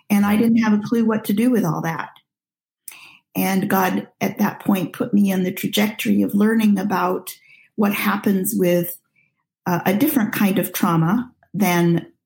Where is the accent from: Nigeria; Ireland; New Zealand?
Nigeria; Well, I'm a missionary child and was born and raised in Nigeria, and at age five was sent to a boarding school